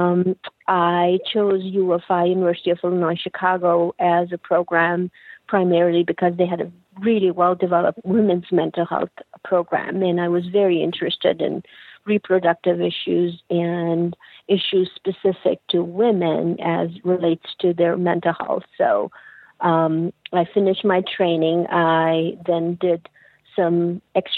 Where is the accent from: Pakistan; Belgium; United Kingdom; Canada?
Pakistan; moved away; I'm originally from Pakistan, and as a child, I was a bright child